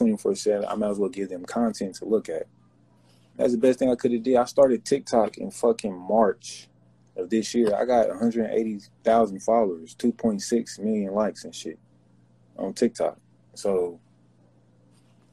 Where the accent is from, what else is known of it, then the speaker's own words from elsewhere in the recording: Kansas City, Missouri, United States; I'm from Kansas City